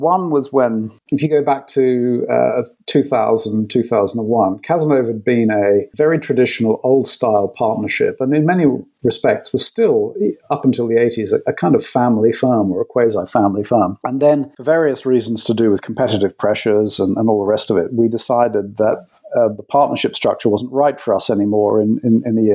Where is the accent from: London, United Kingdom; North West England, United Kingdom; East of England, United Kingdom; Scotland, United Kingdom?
London, United Kingdom; I was born in London and grew up in the UK